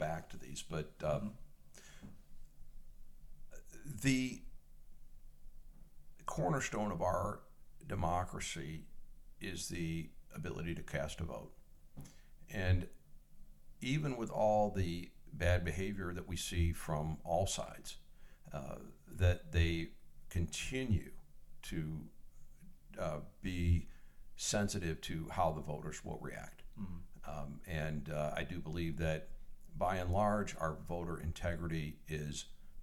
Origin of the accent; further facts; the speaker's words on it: Michigan, United States; my hometown in Michigan